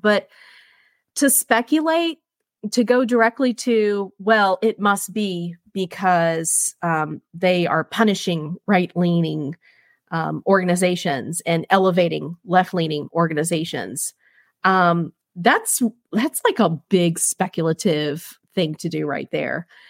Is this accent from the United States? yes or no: yes; United States; as a conservative, as a Marine Corps veteran, uh, as an American